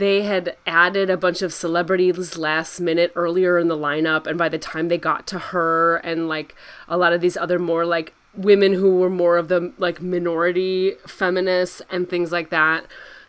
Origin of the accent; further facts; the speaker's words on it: Midwest, United States; as a Midwestern girl